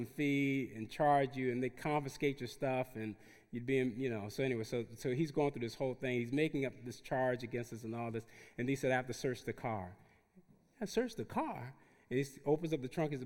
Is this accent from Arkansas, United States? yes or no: no; Newark, New Jersey, United States; moved away as an adult; also born or lived in South Central Los Angeles / Watts, Los Angeles; I grew up in Newark, New Jersey, in the neediest city in the nation at the time